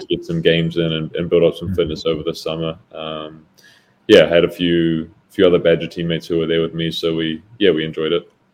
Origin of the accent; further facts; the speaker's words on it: Auckland, New Zealand; moved away as an adult; also born or lived in Sunderland; now in Madison, United States; I grew up in New Zealand um, until I was 18 years old